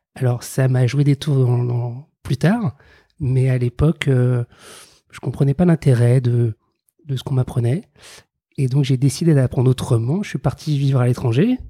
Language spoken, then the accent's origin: French; Paris suburbs, Île-de-France, France; J'ai grandi en banlieue parisienne